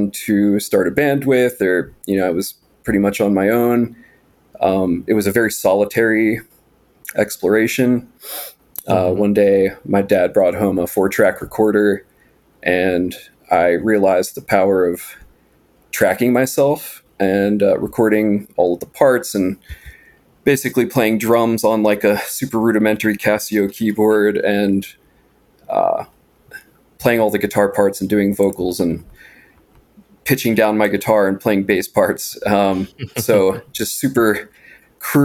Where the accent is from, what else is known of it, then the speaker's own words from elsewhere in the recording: Appalachian Mountains, United States; I grew up in the Appalachian Mountains in a very isolated and remote setting